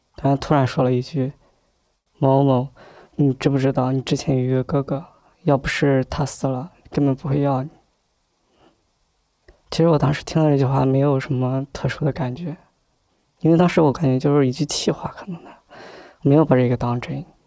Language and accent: Chinese; Shandong, China; 我是来自山东一个很平困的一个小县城里